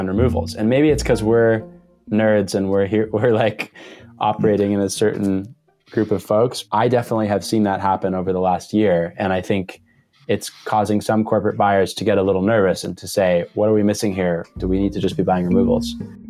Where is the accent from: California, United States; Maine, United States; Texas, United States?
Maine, United States; I grew up in Maine, which is, you know, the extreme northeast corner of the U.S., and I grew up in a 14-acre woodlot that used to be the woodlot for a farm